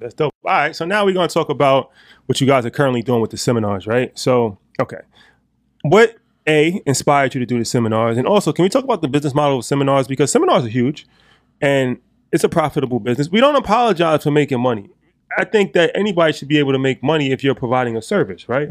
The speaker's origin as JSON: {"language": "English", "area": "Westchester", "region": "New York", "country": "United States", "said": "we're from Westchester"}